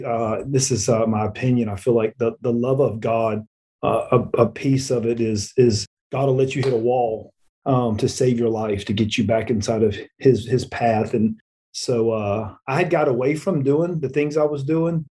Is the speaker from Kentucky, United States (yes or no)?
no; Florida, United States; moved away as an adult; now in Alabama, United States; I'm from Florida